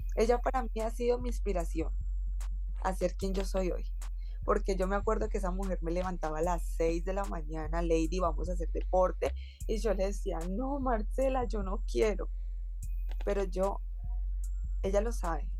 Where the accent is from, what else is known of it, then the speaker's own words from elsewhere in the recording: Colombia; now in Valencia, Spain; como buena colombiana